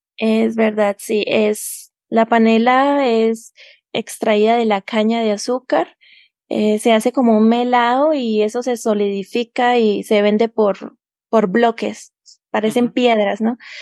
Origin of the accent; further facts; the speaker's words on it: Bucaramanga, Santander, Colombia; moved away as an adult; now in Tunja, Colombia; soy de Colombia, vivo en Tunja, Boyacá, queda a dos horas de la capital Bogotá, Colombia. Y acá hace frío todo el año porque la altitud de Tunja es 2.883 metros sobre el nivel del mar, lo que lo hace con una temperatura muy fría. Em, pero nací en Bucaramanga